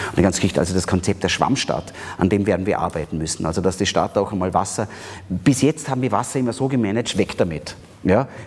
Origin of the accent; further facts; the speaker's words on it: Austria; Da sind wir Österreicher zum Glück relativ gut.